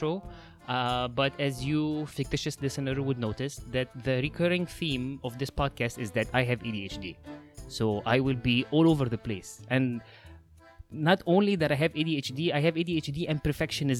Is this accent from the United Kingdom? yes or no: no; Egypt; now in Los Angeles, United States; If you notice that there's an accent, that's because I'm from Egypt. I'm currently living in LA.